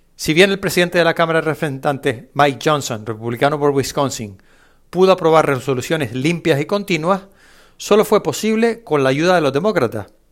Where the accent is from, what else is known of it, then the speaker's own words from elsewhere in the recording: Spain; no recuerdo haber jugado en mi infancia, en España